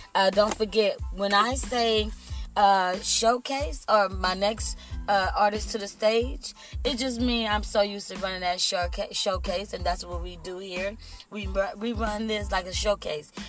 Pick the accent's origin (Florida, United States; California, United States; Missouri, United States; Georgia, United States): California, United States; Compton; also born or lived in Austin, Texas; I'm from Texas. I was raised in the city of Compton